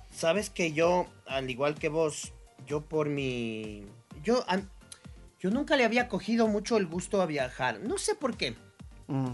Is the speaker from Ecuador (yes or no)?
yes; Ecuador; Somos ecuatorianos